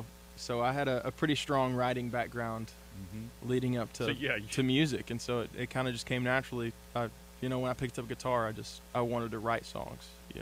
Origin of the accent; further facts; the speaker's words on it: Jayton, Texas, United States; growing up in Jayton